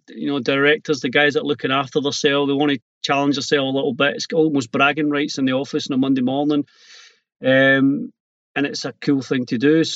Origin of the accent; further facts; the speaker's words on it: Scotland, United Kingdom; also born or lived in Ayrshire; being Scottish